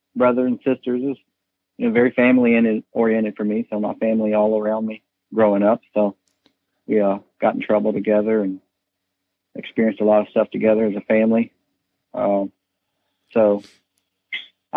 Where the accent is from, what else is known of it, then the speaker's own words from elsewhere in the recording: Charlottesville, Virginia, United States; now in Columbia, Virginia, United States; I was born and raised in Charlottesville, Virginia.